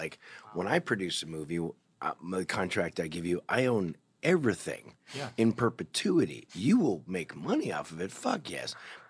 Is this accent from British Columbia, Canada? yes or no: no; Toronto, Ontario, Canada; because I'm from Toronto